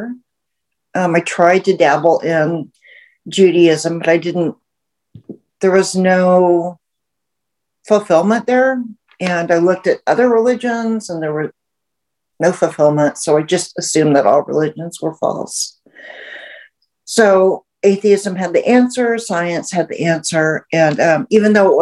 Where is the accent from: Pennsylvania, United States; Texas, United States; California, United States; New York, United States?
Texas, United States; Houston; I grew up in the South. I grew up in Houston